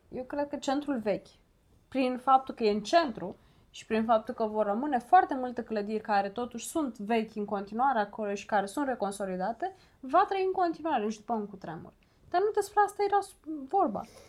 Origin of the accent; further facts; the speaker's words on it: Romania; Noi ca români